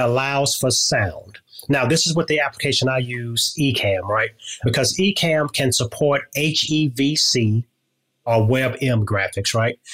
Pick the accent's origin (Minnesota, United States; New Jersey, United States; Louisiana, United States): Louisiana, United States; moved away; I'm originally from Louisiana